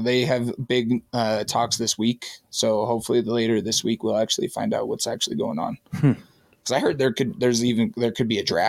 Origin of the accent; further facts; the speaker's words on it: Springville, Utah, United States; I'm from Springville, and I went to Springville High.